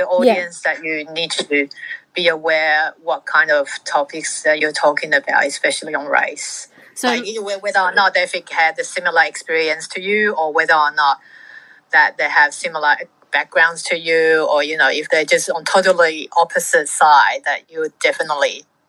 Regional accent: Fiji; born there; I was born in Fiji to Welsh / Kiwi parents.

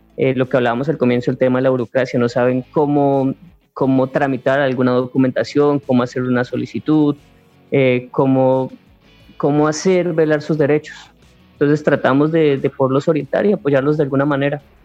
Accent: Arauca, Colombia; en nuestra región, en Arauca

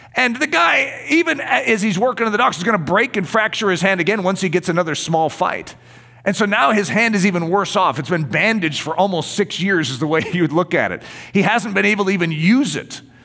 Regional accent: United States; being an American

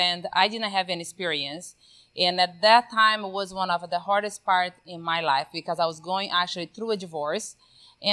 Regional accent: Brazil; now in Texas, United States; So grew up, born and raised in Brazil, not just Brazil, but in the middle of the Amazon, where there is no electricity whatsoever.

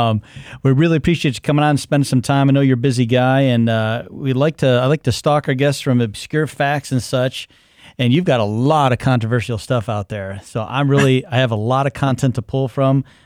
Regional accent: Ohio, United States; where I grew up in Ohio, there's a town called West Salem.

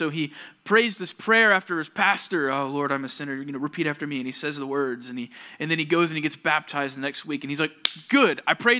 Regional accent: Georgia, United States; The church that I grew up at in Georgia, we had a pretty big auditorium.

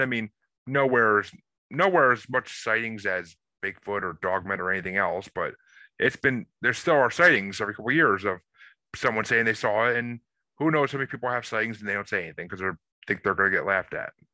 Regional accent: New York, United States; I I grew up in New York

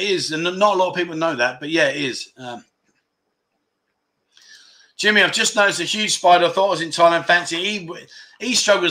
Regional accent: Scotland, United Kingdom; No, my friend. No, I haven't had the vaccine. I'm Scottish.

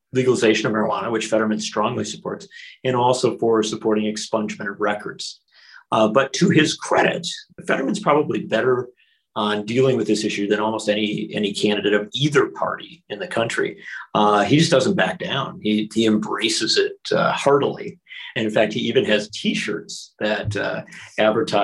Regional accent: Wisconsin, United States; Wisconsin, my home state

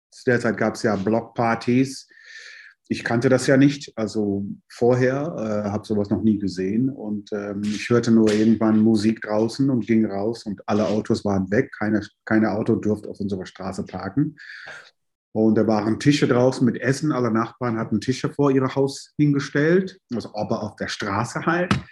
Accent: New York, United States; also born or lived in London; now in Germany; Ich bin ja, ähm, in London geboren, in New York aufgewachsen und seit äh, 86 in Deutschland und habe schon in diverse Städte in Deutschland auch gewohnt

